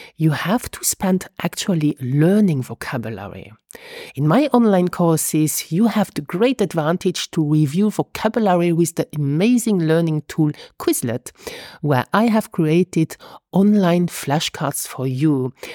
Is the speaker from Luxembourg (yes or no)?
yes; Luxembourg; first language Luxembourgish; English is a second language